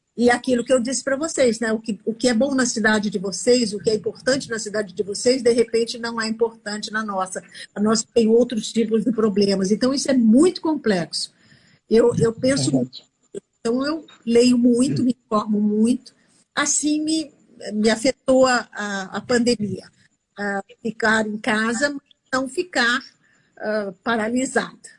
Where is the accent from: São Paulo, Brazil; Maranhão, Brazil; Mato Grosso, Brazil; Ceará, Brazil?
São Paulo, Brazil; now in Rio de Janeiro, Brazil; fora do Rio de Janeiro, que é onde eu moro hoje, que eu sou São Paulo, eu sou paulista